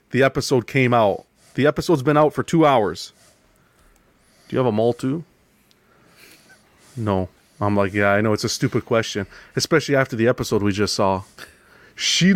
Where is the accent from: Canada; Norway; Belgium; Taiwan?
Canada; I was from Canada